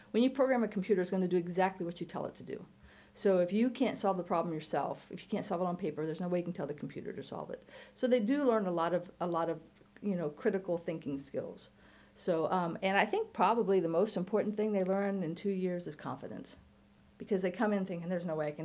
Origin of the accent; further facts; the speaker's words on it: Hoopeston, Illinois, United States; because he's from Hoopeston. I'm from Hoopeston.